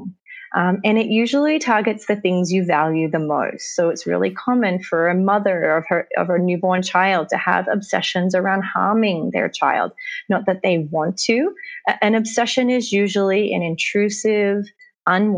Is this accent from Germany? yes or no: no; Australia; now in Los Angeles, United States; I live in Los Angeles, but I am an Australian. I'm an American Australian or an Australian American